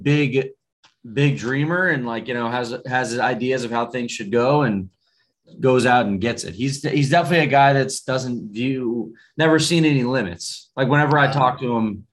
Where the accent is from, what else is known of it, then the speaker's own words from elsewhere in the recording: Daytona Beach, Florida, United States; also born or lived in Washington, D.C.; now in Los Angeles, United States; I grew up in Daytona Beach